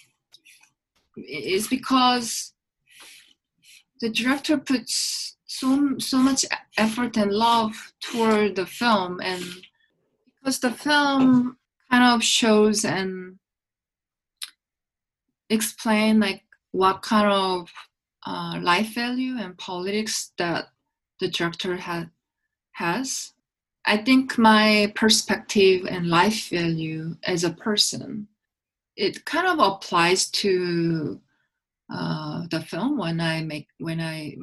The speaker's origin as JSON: {"language": "English", "region": "Seoul", "country": "South Korea", "tie": "born or raised there", "said": "I grew up in Seoul and I still live in Seoul"}